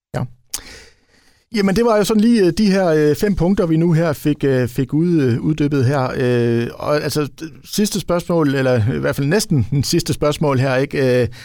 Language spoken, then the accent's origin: Danish; Ribe, Southern Denmark, Denmark; jeg kommer jo selv fra Ribe